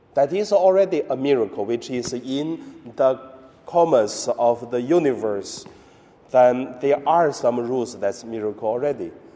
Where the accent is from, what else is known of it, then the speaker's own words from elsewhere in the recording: China; moved away; my hometown in mainland China